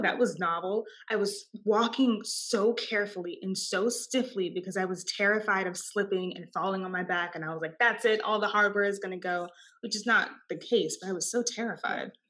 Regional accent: Austin, Texas, United States; born or raised there

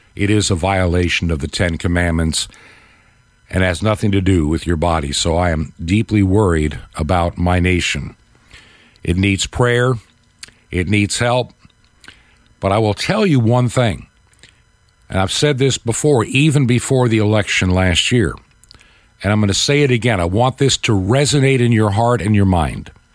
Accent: United States; as an American

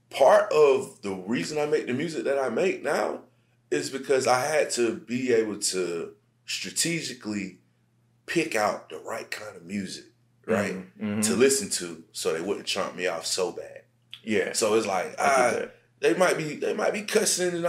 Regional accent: Central Savannah River Area, United States; For like my um, Central Savannah River area, CSRA, Aiken, South Carolina, Augusta, Georgia, and all mm-hmm. those surrounding like cities.

